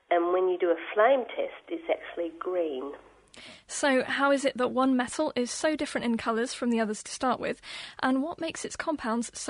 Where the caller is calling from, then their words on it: Adelaide, South Australia, Australia; I'm calling from Adelaide in South Australia.